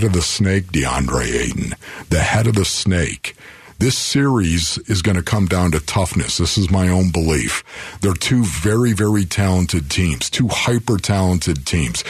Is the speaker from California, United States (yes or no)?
no; Buffalo, New York, United States; moved away as an adult; now in Arizona, United States; I was from Buffalo